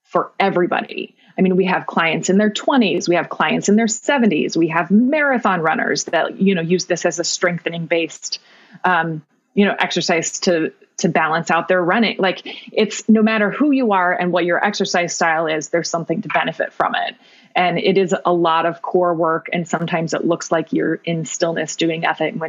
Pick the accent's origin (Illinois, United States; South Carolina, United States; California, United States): Illinois, United States; Newton; now in Chicago area, United States; Middle of nowhere, Southern Illinois. I went to high school at Newton High School.